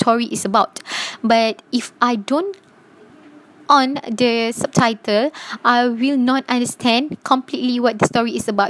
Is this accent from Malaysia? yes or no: yes; Malaysia; English is a second language; Because we are Malaysian, of course we speak Malay.